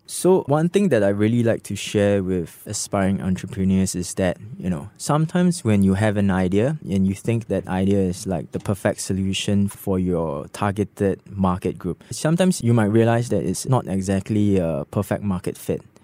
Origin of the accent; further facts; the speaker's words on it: Singapore; Having been born and raised in Singapore